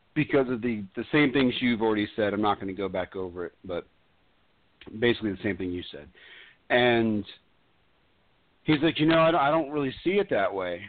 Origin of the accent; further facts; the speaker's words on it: Florida, United States; also born or lived in New York; I consider myself a Floridian